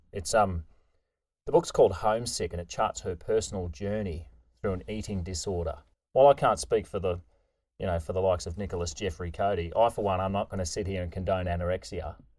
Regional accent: Queensland, Australia; moved away; grew up in Queensland

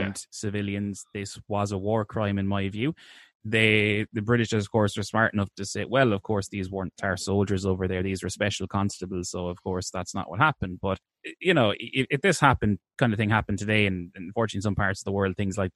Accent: Ireland

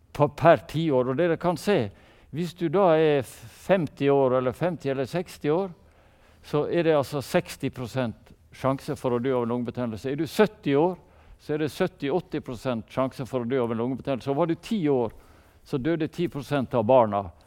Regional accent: Sunnmøre, Møre og Romsdal, Norway; vi er sunnmøringer

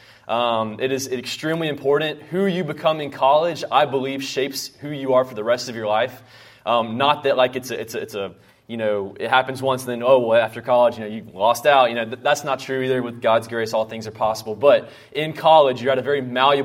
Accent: North Carolina, United States; moved away as an adult; now in Houston, United States; I grew up in North Carolina.

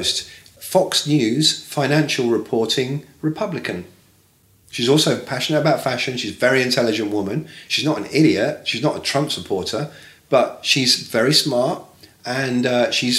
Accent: Bournemouth, South West England, United Kingdom; moved away as an adult; now in New York, United States; I'm from Bournemouth.

